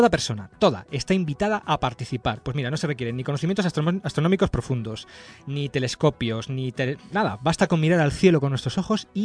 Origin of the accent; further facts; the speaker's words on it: Alcorcón, Community of Madrid, Spain; yo soy de Alcorcón